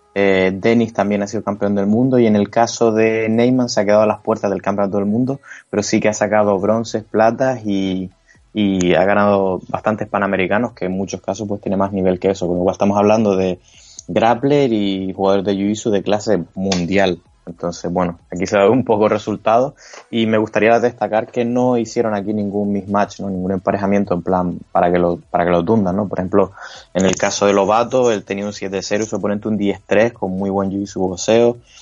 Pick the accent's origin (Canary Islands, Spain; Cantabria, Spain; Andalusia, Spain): Canary Islands, Spain; Yo como canario